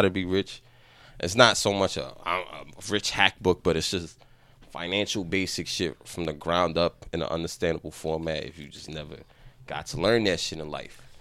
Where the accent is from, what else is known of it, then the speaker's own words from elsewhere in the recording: New York City, New York, United States; as a young man, we didn't learn a lot growing up in the Bronx